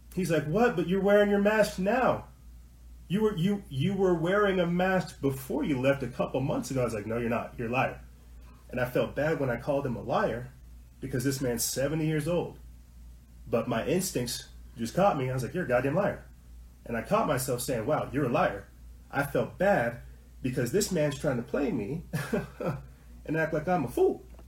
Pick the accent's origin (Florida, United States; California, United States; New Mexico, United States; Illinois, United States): New Mexico, United States; I'm not from Colorado. I'm from New Mexico.